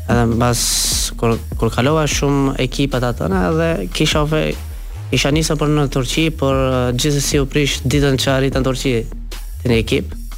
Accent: Skopje, North Macedonia; Në Shkup, në 95 jam kam lindur në Shkup.

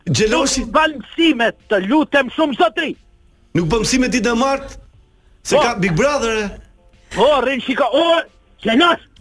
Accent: Albania; unë jam personazhi konsolidu pavarësisht se jam shqiptar

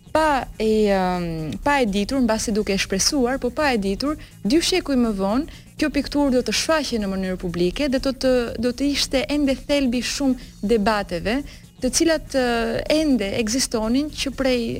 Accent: Albania; unë e di vetë si shqiptare që jam

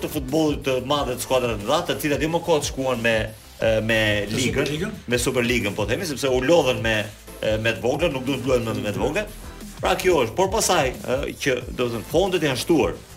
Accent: Albania; unë si shqiptar

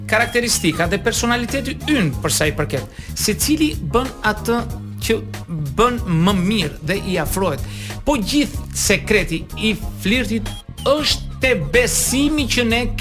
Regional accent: Vlorë, Vlorë County, Albania; now in Tirana, Albania; un jam djal nga Vlora

